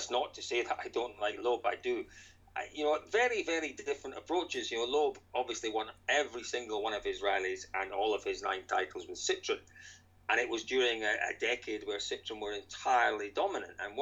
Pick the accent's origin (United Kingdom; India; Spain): United Kingdom; Scotland; accent: Scottish; growing up in Scotland